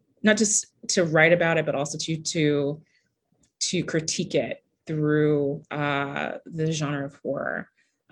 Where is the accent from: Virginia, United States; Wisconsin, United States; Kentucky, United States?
Kentucky, United States; I grew up in Kentucky